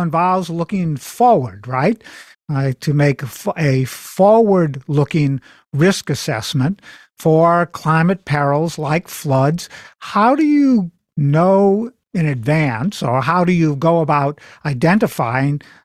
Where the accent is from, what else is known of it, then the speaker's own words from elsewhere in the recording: New Orleans, Louisiana, United States; I am from New Orleans, Louisiana